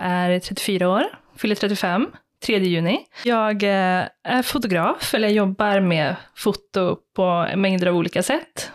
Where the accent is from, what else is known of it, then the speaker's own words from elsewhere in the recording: Skara, Västra Götaland, Sweden; Jag är ju uppväxt i Skara